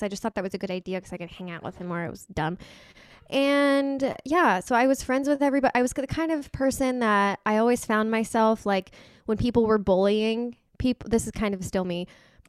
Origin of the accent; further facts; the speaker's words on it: Houston, Texas, United States; These are cities in Texas, by the way. We're both originally from the Houston area, so we have a lot of Houston connections.